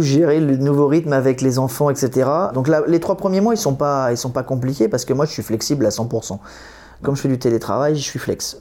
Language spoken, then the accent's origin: French; Normandy, France; also born or lived in Poissy, Yvelines; now in Saint-Dizier, France; je viens de Normandie